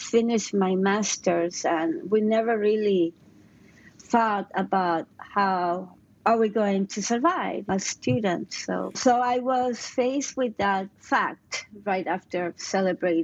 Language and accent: English; Mexico City, Mexico; moved away as an adult; now in Oakland, United States; I'm from Mexico City. I've been here for more than 20 years